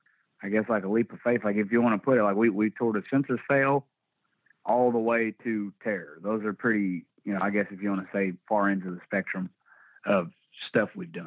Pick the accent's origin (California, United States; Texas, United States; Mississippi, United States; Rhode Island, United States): Texas, United States; Sherman; also born or lived in Indiana; Yeah, I was born in Indiana, but I moved at about the age of 3. So I pretty much from when I came online to being able to remember shit, it was in Texas.